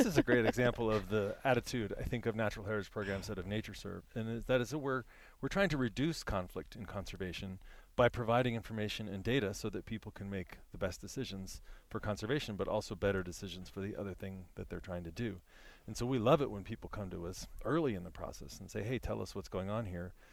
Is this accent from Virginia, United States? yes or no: yes; Virginia, United States; I'm from Virginia